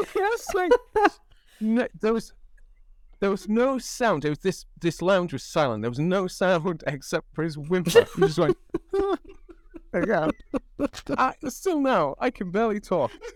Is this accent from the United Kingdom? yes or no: yes; United Kingdom; accent: British English; now in United States; because I'm an immigrant to the United States, I don't count because I'm British